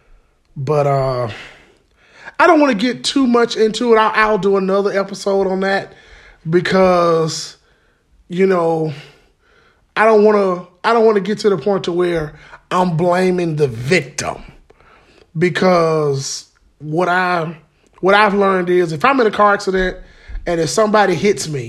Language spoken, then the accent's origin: English; Birmingham, Alabama, United States; I am from Fountain Heights, 1408 16th Street North, off the four-way